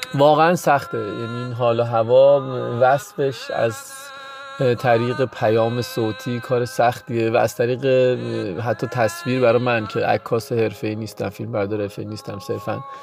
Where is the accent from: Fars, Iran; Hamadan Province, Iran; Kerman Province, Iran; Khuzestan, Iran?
Hamadan Province, Iran; Hamadan; moved away; اهل همدانم و بچه کوهستان و همیشه برف و سرما و یخ دیدم